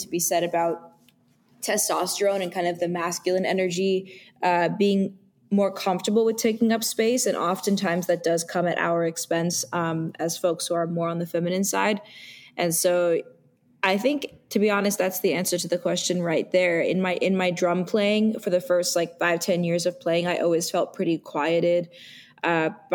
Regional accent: New York City, New York, United States; growing up in New York City

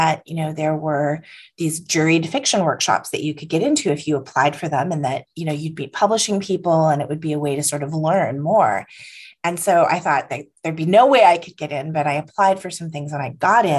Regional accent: San Francisco, California, United States; I was born in San Francisco

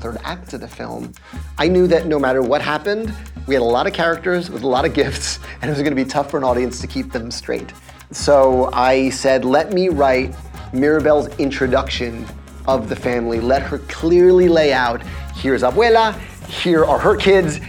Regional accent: Puerto Rico; in Puerto Rico, the sort of specialized guitar we have is the cuatro

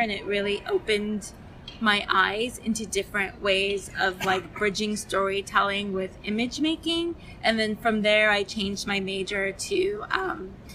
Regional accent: Nigeria; I'm from Nigeria

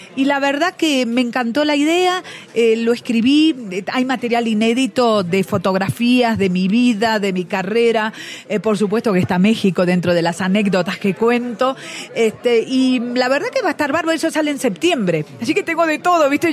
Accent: Argentina

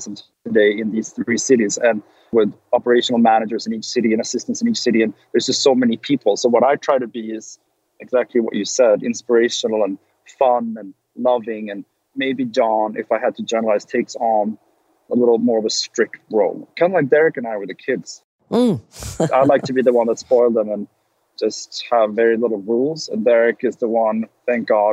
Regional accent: Sweden; moved away as an adult; now in Los Angeles, United States; I came from Sweden

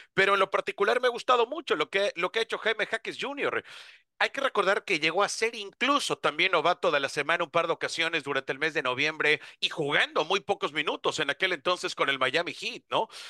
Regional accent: Mexico; como mexicanos también nos emociona

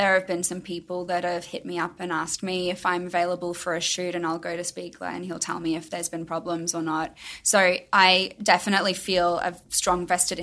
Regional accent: Brisbane, Queensland, Australia; moved away as an adult; also born or lived in Melbourne; now in Los Angeles, United States; I lived in Melbourne, but my hometown was Brisbane in Australia.

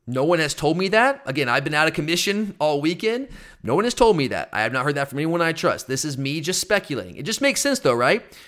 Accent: Gwinnett County, Georgia, United States; growing up in Gwinnett County, like, that's, that was my dream, was to play for Brookwood High School

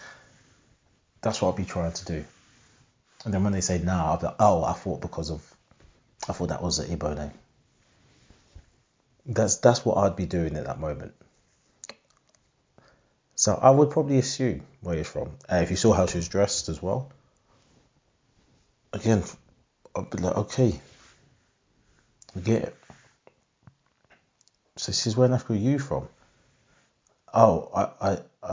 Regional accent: Harlow, East of England, United Kingdom; from Harlow, Essex, but parents are Jamaican

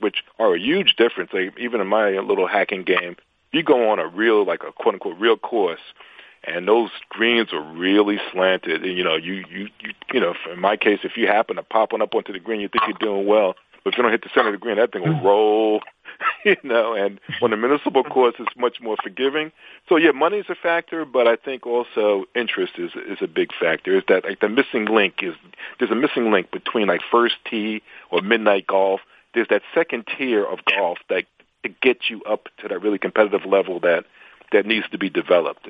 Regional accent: New York City, New York, United States; I grew up in New York

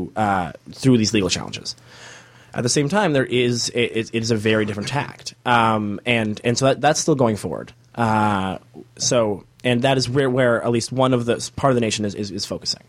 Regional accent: Canada; now in Toronto, Canada; as Canadian people who are in, you know, in Toronto

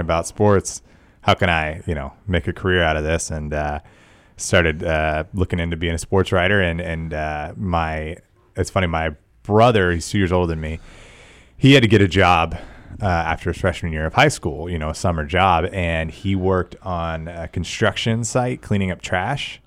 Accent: Tyler, Texas, United States; I grew up in East Texas and Tyler

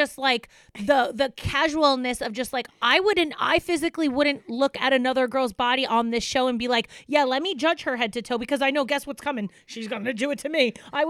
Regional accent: United States; also born or lived in New York; I'm from Jersey and New York

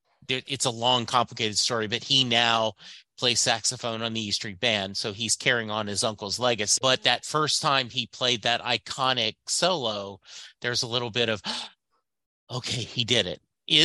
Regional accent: Louisiana, United States; But if you're a guy growing up in Southwest Louisiana like me in the 70s, I didn't.

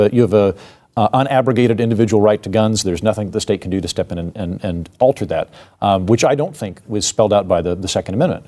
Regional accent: Oklahoma City, Oklahoma, United States; moved away; I'm from Oklahoma City, and I could hear the, the blast from Timothy McVeigh from my playground when I was a kid

